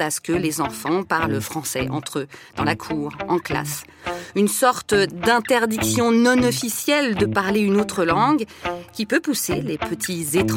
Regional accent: France; also born or lived in Canada; Je suis française, mon mari est britannico-canadien, nous nous sommes expatriés au Canada, où nos enfants sont nés.

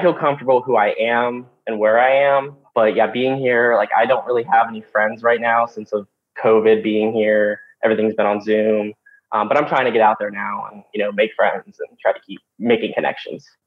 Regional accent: West Virginia, United States; moved away; my hometown, uh, growing up in West Virginia

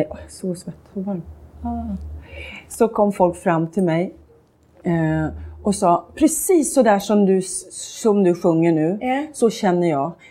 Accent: Sweden; Jag är svensk.

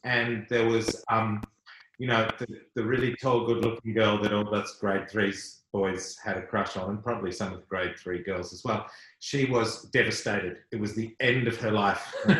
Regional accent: Western Australia, Australia; I grew up in Western Australia

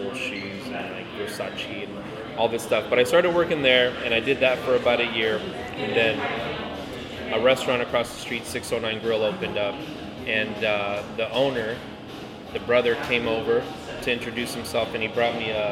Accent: Fresno, California, United States; also born or lived in San Jose, California; I grew up in Fresno

